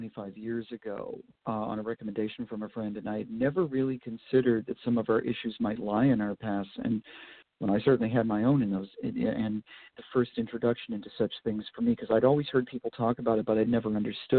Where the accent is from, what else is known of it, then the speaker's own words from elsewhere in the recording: Vermont, United States; now in Harrisburg, United States; I grew up in Vermont